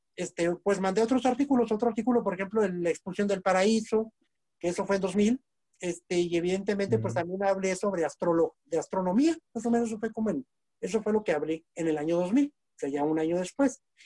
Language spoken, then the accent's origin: Spanish; Nuevo Casas Grandes, Chihuahua, Mexico; soy originario del Nuevo Casas Grandes, Chihuahua